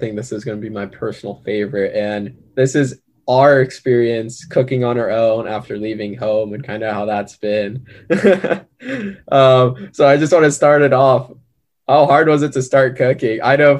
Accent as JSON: {"language": "English", "area": "Orange County", "region": "California", "country": "United States", "moved": "as an adult", "lives_now": "Los Angeles, United States", "said": "I come from Orange County"}